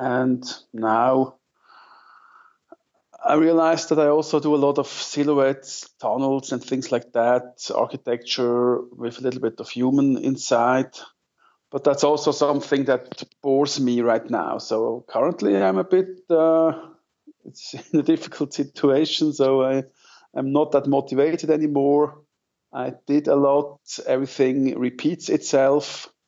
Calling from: Zug, Switzerland; English is a second language; I'm calling from the center of Switzerland. I'm based in Zug. That's between Zurich and Lucerne, for those who know Switzerland a little bit.

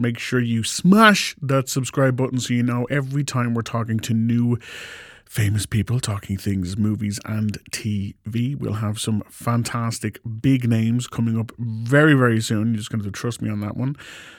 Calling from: Ireland; And as I'm calling from Ireland

